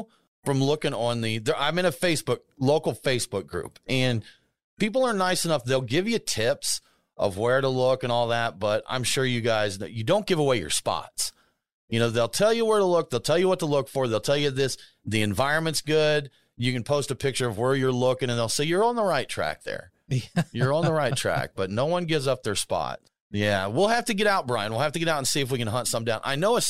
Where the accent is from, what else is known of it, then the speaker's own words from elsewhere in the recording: Norfolk, Nebraska, United States; I grew up in Norfolk, Nebraska, and they're just flat, you know, flat cornfields